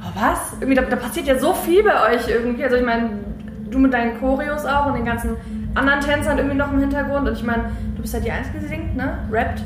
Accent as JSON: {"language": "German", "town": "Wuppertal", "region": "North Rhine-Westphalia", "country": "Germany", "said": "ich komme aus Wuppertal"}